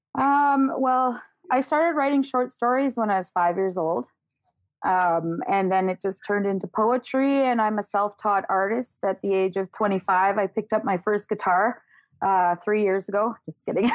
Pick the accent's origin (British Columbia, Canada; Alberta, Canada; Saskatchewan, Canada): Saskatchewan, Canada; Prince Albert; also born or lived in Yellowknife, Northwest Territories; I was born in Yellowknife, Northwest Territories. Uh, my family was torn apart by the 60 scoop when I was a kid, and I was adopted at the age of five years old and moved to Prince Albert, Saskatchewan, and grew up there